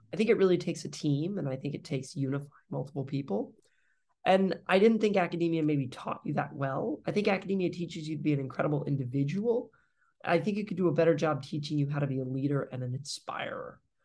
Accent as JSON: {"language": "English", "town": "Springfield", "region": "Missouri", "country": "United States", "tie": "born or raised there", "also_born_or_lived": "Detroit, Michigan", "moved": "yes", "said": "I grew up actually then in Missouri, so in Springfield"}